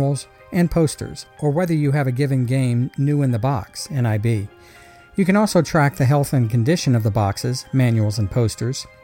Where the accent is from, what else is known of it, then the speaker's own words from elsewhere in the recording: United States; I'm an American through and through